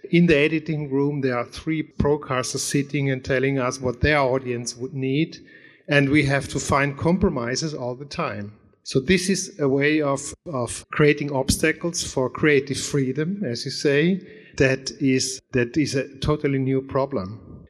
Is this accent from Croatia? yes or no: no; Germany; I'm coming from Germany